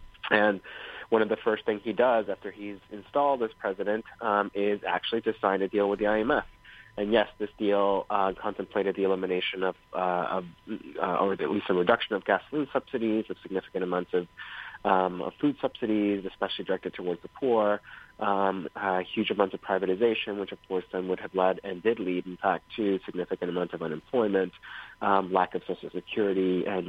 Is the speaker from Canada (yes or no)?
no; Caracas, Capital District, Venezuela; growing up in Caracas